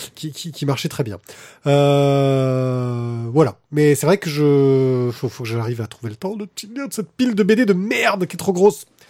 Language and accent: French; Corsica, France; moved away; j'ai grandi en Corse